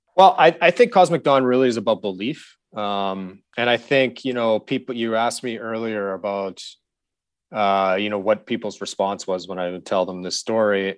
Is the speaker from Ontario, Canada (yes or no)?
no; Saskatoon, Saskatchewan, Canada; I grew up in Saskatchewan. And so I grew up in Saskatoon